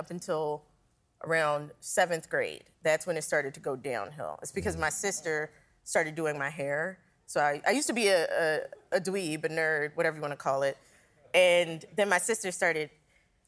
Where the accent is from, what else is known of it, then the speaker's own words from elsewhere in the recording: Philadelphia, Pennsylvania, United States; I grew up in Philly.